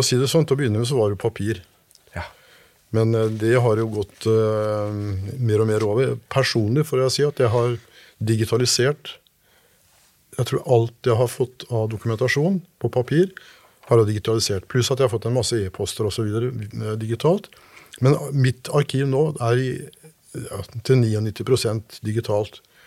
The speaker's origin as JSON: {"language": "Norwegian", "area": "Kjølberg", "region": "Østfold", "country": "Norway", "tie": "born or raised there", "said": "disse rare navnene vi hadde hjemme i Kjølbergskauen"}